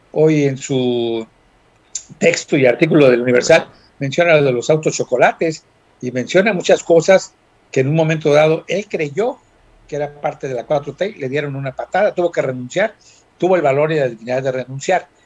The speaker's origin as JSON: {"language": "Spanish", "region": "Guerrero", "country": "Mexico", "said": "Cuenta, somos guerrerenses, hombre."}